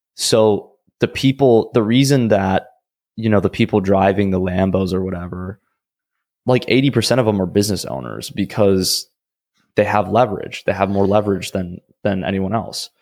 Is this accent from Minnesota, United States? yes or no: yes; Minnesota, United States; I'm from Minnesota originally